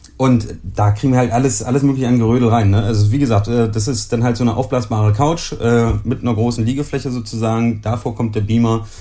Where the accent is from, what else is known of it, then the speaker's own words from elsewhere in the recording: Germany; bei uns in Deutschland